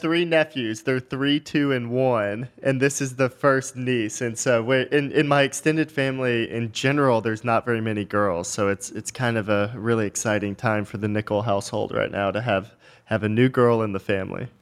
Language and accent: English; just north of Dallas, Texas, United States; I grew up just north of Dallas, really small town, you know, one stoplight town.